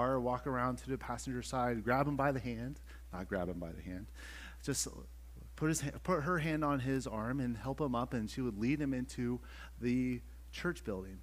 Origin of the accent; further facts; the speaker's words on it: Western Pennsylvania, United States; moved away as an adult; now in Chester County, Pennsylvania, United States; where I grew up in Western PA, I lived in the country